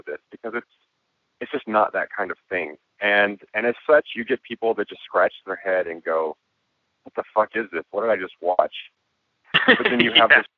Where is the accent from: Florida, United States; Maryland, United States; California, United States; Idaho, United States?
California, United States; Santa Ana; I grew up in Santa Ana, which I know now has become this sort of like weird little artsy town